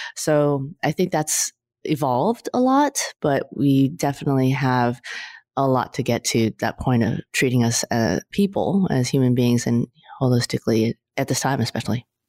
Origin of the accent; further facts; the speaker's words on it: California, United States; I'm a California girl